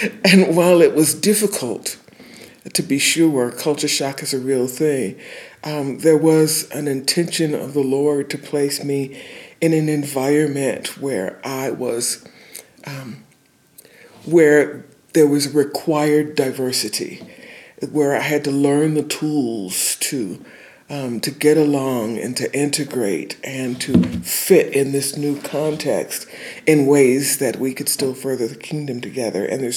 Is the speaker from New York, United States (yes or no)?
no; Detroit, Michigan, United States; moved away as an adult; now in Tulsa, United States; I was raised in Detroit for the largest part of my life, from 2 years old to 20.